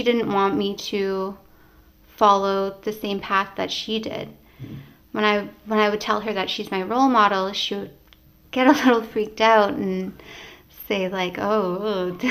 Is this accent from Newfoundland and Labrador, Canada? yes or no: yes; Happy Valley-Goose Bay, Newfoundland and Labrador, Canada; We grew up in Happy Valley Goose Bay in Labrador